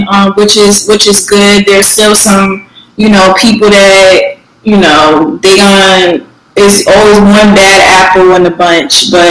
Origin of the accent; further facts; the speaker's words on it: New Haven, Connecticut, United States; moved away; back home, you know, in Connecticut, like um, I'm from New Haven